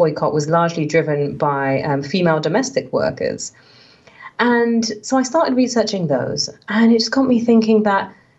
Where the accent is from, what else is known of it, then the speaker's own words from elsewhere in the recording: London, United Kingdom; right where I grew up in West London